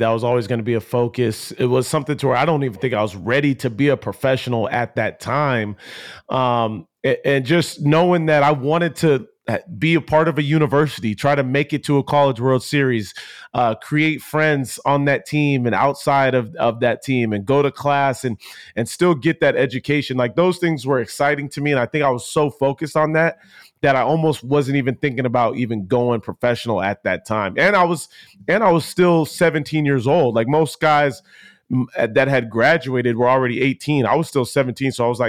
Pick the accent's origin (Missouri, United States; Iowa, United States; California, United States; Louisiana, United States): California, United States; Poway; Poway was, it was cool for me because my parents had moved down in that San Diego area from being up in more of a Los Angeles area.